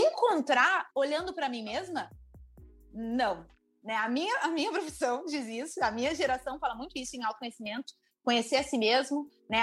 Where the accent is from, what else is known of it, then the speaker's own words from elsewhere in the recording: Gravataí, Rio Grande do Sul, Brazil; eu sou de Gravataí